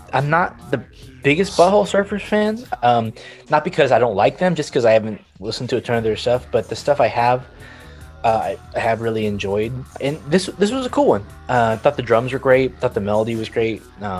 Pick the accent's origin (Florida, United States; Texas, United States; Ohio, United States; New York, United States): Texas, United States; San Antonio; from my hometown of lovely San Antonio, Texas